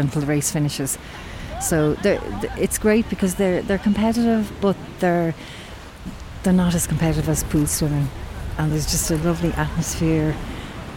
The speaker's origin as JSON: {"language": "English", "town": "Dublin", "region": "Leinster", "country": "Ireland", "tie": "born or raised there", "lives_now": "Maynooth, Ireland", "said": "I am from Dublin. I was born in Dublin, and now I'm living in Maynooth in County Kildare"}